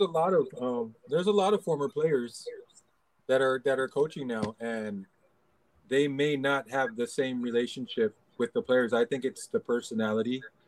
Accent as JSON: {"language": "English", "town": "Los Angeles", "region": "California", "country": "United States", "tie": "born or raised there", "moved": "yes", "lives_now": "Philippines", "said": "I grew up in LA, um, Los Angeles, California"}